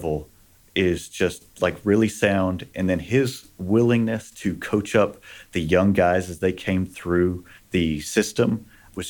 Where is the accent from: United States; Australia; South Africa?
United States; Texas; I grew up in Texas